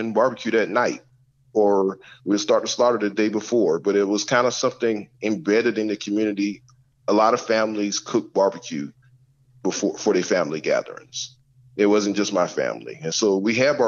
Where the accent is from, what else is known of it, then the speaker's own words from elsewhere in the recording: South Carolina, United States; moved away as an adult; growing up in South Carolina in public schools